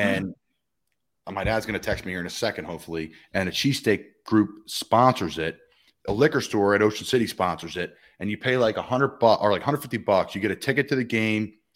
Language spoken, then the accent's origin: English; Doylestown, Pennsylvania, United States; where I grew up in Doylestown